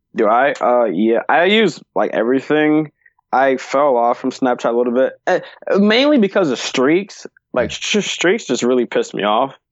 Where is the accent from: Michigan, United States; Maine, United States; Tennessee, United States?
Michigan, United States; Detroit; also born or lived in Hazel Park, Michigan; I'm from Detroit, mm. but I moved like in 5th grade to Hazel Park